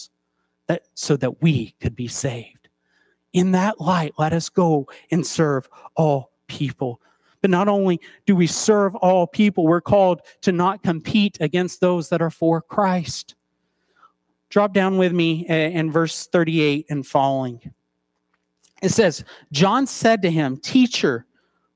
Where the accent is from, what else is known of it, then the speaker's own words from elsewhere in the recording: East Tennessee, United States; moved away; I grew up in East Tennessee